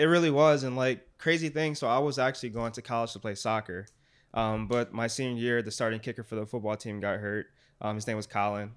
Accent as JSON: {"language": "English", "town": "Detroit", "region": "Michigan", "country": "United States", "said": "I'm from Detroit, like, I was raised up on basketball, football"}